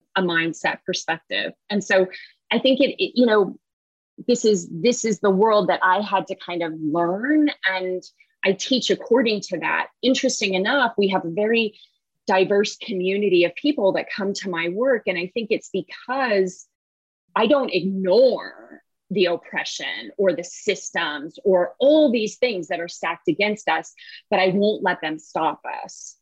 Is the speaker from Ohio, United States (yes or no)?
no; the Bay Area, California, United States; moved away; I grew up in the Bay Area